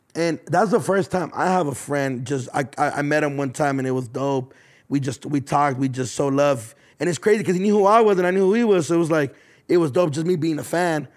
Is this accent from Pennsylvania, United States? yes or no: yes; Philadelphia, Pennsylvania, United States; I'm from Philadelphia